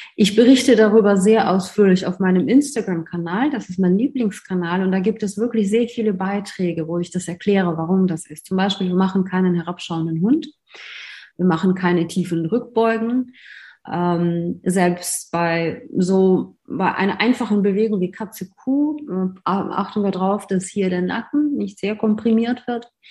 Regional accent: Russia; moved away as an adult; also born or lived in Moscow; now in Germany; Ich komme ursprünglich aus Russland

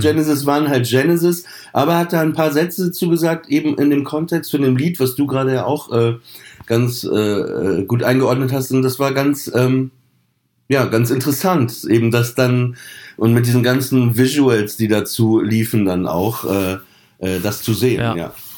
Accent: Papenburg, Lower Saxony, Germany; ich bin in Papenburg aufgewachsen

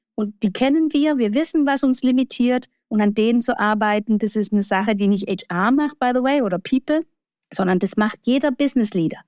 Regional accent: Baden-Württemberg, Germany; Jetzt komme ich noch halber aus dem Baden-Württembergischen

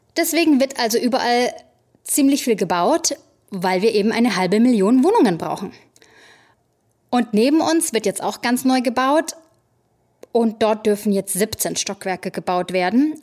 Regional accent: Germany; now in New York City, United States; Bei uns in Deutschland

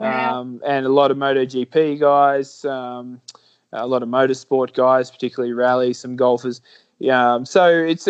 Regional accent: Australia; moved away as an adult; now in Andorra; me as an Australian

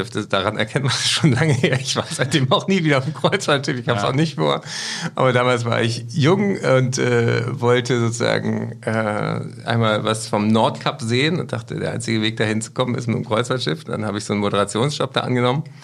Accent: Berlin, Germany; Und dann bin ich in Berlin am 6. und 7. Dezember. Da spiele ich in meiner Heimatstadt im Tempodrom.

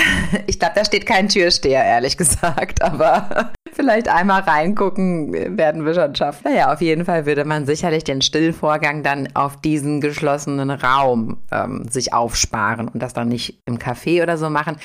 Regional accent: South Korea; bei uns in Korea

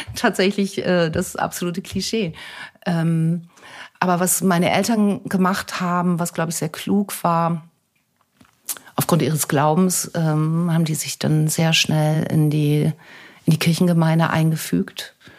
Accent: Germany; Deutschland ist meine Heimat. Ich habe meine Familie, meine Freunde hier

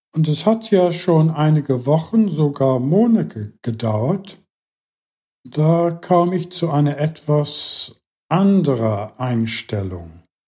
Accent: England, United Kingdom; German is a second language; moved away; in England, was hier meine Herkunftsland ist

